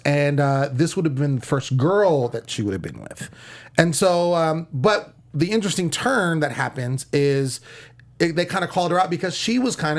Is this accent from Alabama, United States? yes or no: no; Sacramento, California, United States; now in Los Angeles, United States; I'm from SAC. I'm a Kings fan